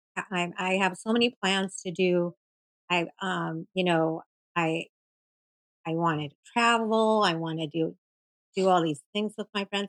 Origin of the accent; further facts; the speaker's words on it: Seattle, Washington, United States; I'm from Seattle, Washington.